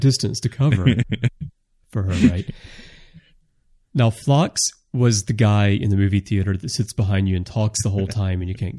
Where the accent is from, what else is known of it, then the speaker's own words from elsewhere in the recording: the South, United States; I'm originally from the South. If we built these starships in the South, we would have dedicated barbecue facilities on the ships.